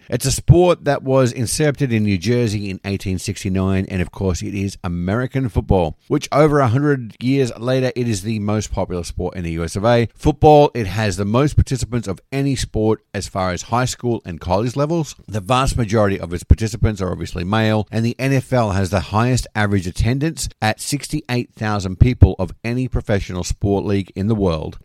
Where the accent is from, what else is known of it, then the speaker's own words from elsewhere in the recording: Sydney, New South Wales, Australia; now in United States; having been a regular going to Sydney Swans games when I lived back home